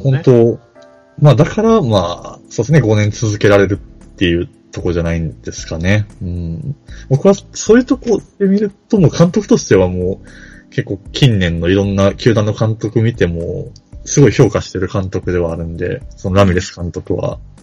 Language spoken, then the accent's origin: Japanese; Kansai, Japan; バリバリ関西人